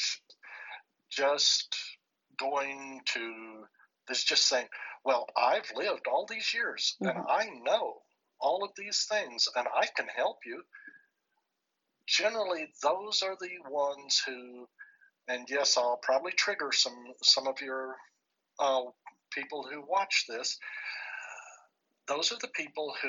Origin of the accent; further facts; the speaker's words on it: New Mexico, United States; my home state of New Mexico